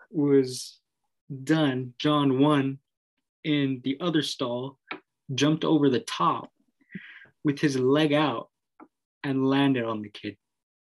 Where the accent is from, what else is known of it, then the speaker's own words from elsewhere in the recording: Los Angeles, California, United States; I'm from East LA.